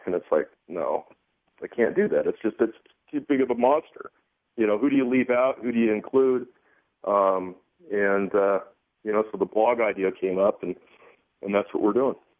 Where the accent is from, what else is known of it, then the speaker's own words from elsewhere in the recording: Southern California, United States; growing up in Southern California and bass fishing in the mid 70s